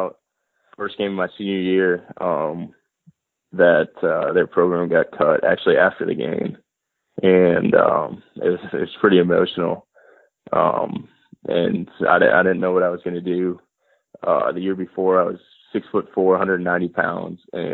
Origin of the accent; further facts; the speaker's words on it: Minnesota, United States; moved away as an adult; also born or lived in Hattiesburg, Mississippi; Growing up in Minnesota